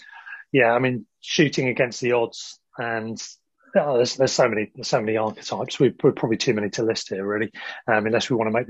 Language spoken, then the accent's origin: English; England, United Kingdom; even us growing up in England